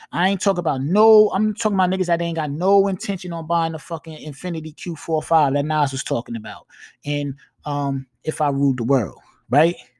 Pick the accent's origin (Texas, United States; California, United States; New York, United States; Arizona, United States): New York, United States; accent: New York; You can hear that I'm from New York when I talk